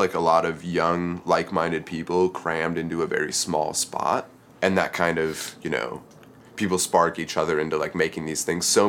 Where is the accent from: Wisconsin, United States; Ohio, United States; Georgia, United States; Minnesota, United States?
Wisconsin, United States; moved away as an adult; now in Seattle, United States; I'm from Wisconsin originally and moved out here about 2 years ago